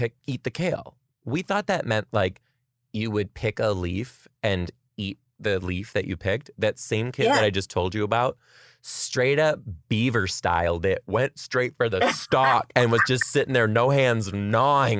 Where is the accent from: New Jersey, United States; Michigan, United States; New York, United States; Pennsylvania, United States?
Michigan, United States; Detroit; I am from Detroit.